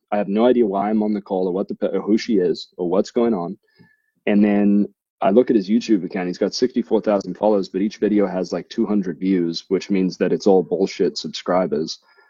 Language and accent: English; Thousand Oaks, California, United States; I see that you live in California. I grew up in Thousand Oaks.